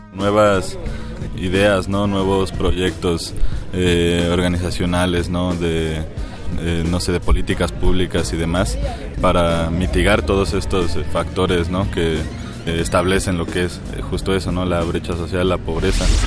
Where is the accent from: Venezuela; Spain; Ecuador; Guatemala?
Ecuador; soy de Ecuador